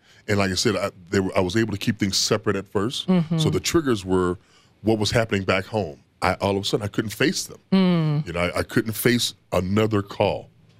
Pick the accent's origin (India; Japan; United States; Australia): United States; Toledo, Ohio; I grew up in Toledo, Ohio, and I had a hair condition called alopecia.